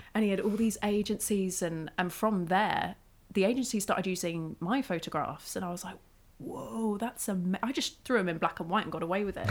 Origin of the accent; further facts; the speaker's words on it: Isle of Wight, South East England, United Kingdom; moved away; I grew up on the Isle of Wight